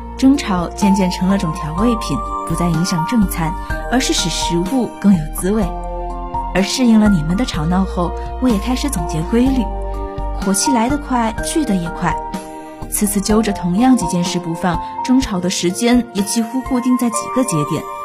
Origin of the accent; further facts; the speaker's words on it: Taizhou, Jiangsu, China; moved away as an adult; now in Nanjing, China; 来自江苏泰州。我在南京大学，距离我的家乡一百七十八公里